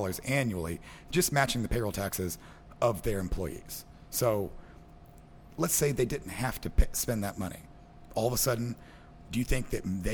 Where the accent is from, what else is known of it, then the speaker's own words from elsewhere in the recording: Southwest Missouri, United States; I'm from Southwest Missouri